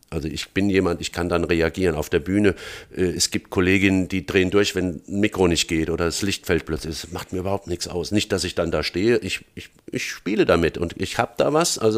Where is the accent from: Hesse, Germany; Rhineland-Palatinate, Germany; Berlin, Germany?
Hesse, Germany; Frankfurt; born there; accent: Hessian; weil das bin ich und ich rede auch hessisch, bin in Frankfurt geboren und so weiter.